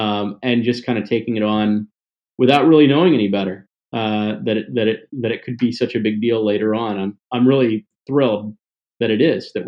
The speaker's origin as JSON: {"language": "English", "region": "Mississippi", "country": "United States", "tie": "born or raised there", "also_born_or_lived": "Tennessee", "said": "But as a kid, I grew up in the South, and a little Jewish kid from the South, right? Mississippi, Tennessee, and I just loved wrestling."}